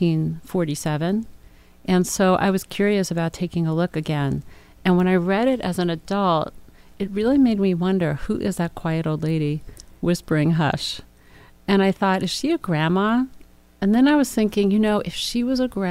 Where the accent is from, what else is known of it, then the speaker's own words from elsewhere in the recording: New York, United States; being a New Yorker